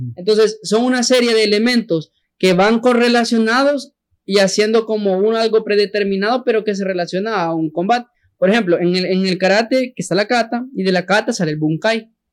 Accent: San Salvador, El Salvador; yo soy de San Jacinto

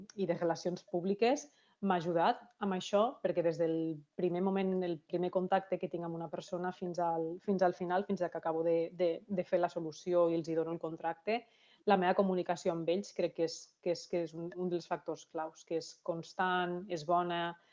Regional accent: Lleida, Catalonia, Spain; moved away as an adult; now in Canada; sempre dic que sóc de Barcelona, perquè aquí la, la gent malauradament no coneix Lleida

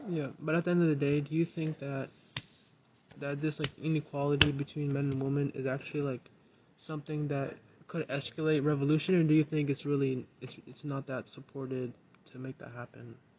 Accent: Minneapolis, Minnesota, United States; moved away; I'm actually from Minneapolis

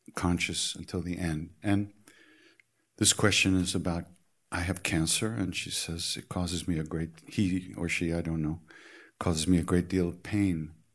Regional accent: New York, United States; I'm from New York

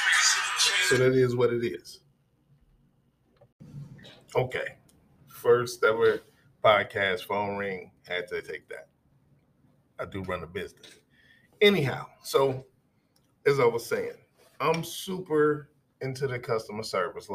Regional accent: Chicago, Illinois, United States; now in Minnesota, United States; Now, I'm from Chicago. I live here in Minnesota, like I said, but a lot of my life was spent in Chicago, especially my formative years.

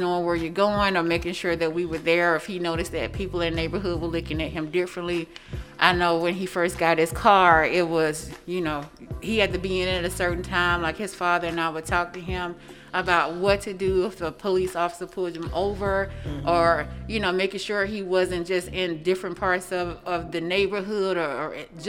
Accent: Mississippi Delta, United States; now in Sarasota, United States; I'm from the Mississippi Delta. Very, very poor part of Mississippi. Grew up very poor.

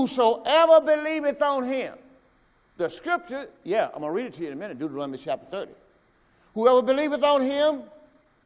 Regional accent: Mississippi, United States; moved away; I'm from Mississippi.

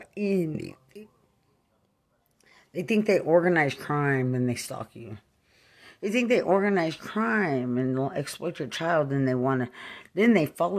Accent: Lubbock, Texas, United States; also born or lived in Fort Bragg / San Antonio; I'm from Lubbock

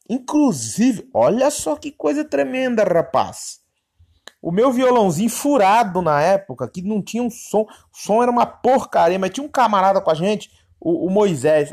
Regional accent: São Paulo, Brazil; eu sou paulistano, mas meu sangue é de nordestino. Meus avós é pernambucano

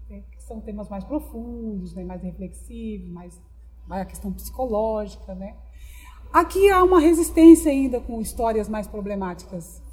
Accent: Dracena, São Paulo, Brazil; now in Cuiabá, Brazil; As minhas origens, na verdade, é da cidade de Dracena, interior de São Paulo

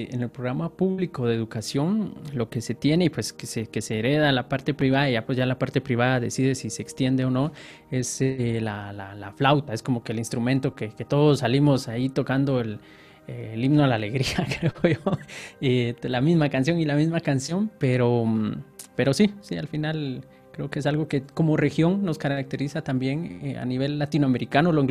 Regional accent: Guatemala City, Guatemala Department, Guatemala; born there; De nacimiento, Guatemala, Guatemala. Guatemala, Guatemala.

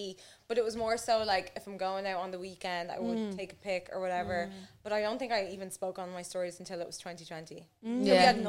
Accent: Dublin, Leinster, Ireland; See, I grew up in Blanche, so it was like 39A was my life.

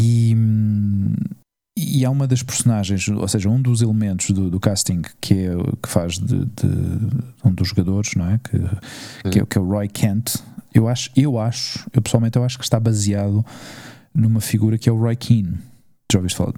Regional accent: Portugal; now in Spain; eu era português

